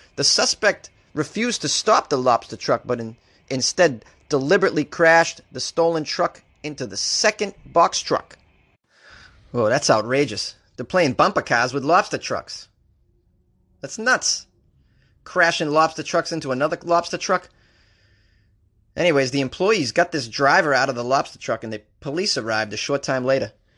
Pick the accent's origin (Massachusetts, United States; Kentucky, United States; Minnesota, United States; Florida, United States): Massachusetts, United States; Boston; accent: Boston; I was raised in Boston